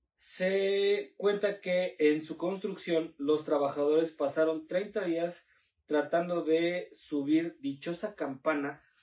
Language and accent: Spanish; Puebla, Mexico; uno como poblano, güey, está viviendo aquí